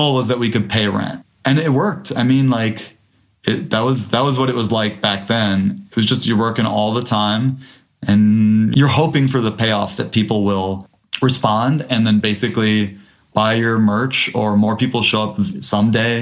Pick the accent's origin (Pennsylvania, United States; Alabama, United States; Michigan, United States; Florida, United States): Michigan, United States; Detroit; moved away; also born or lived in Louisville, Kentucky; I grew up in Detroit